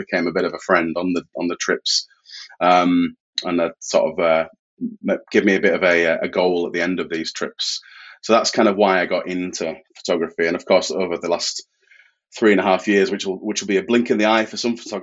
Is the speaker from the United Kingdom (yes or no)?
yes; Yorkshire and the Humber, United Kingdom; I am from Yorkshire in the north of England.